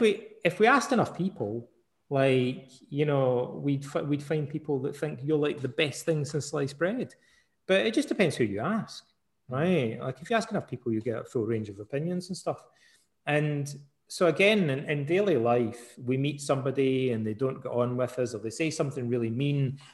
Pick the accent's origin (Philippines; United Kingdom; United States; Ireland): United Kingdom; Scotland; also born or lived in Canada; I'm Scottish